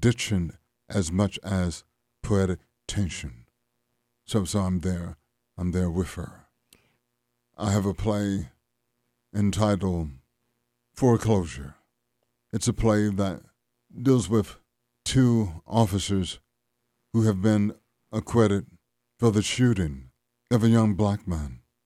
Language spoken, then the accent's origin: English; Louisiana, United States; growing up in Louisiana.